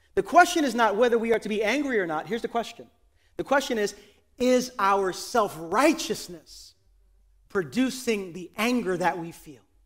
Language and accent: English; New York City, New York, United States; I pride myself as a New Yorker